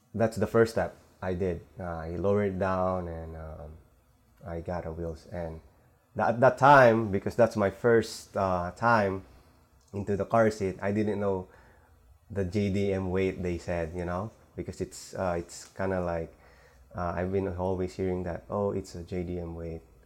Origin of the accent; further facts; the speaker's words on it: Manila, Metro Manila, Philippines; now in San Francisco Bay Area, United States; originally I'm from uh, Philippines in Manila. So we moved here with my family 2007